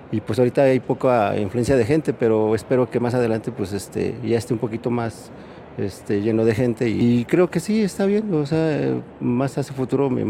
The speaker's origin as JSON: {"language": "Spanish", "town": "Tultepec", "region": "State of Mexico", "country": "Mexico", "said": "Para mí me queda cerca, yo soy aquí de Tultepec y yo hago unos 20, 21 minutos para acá."}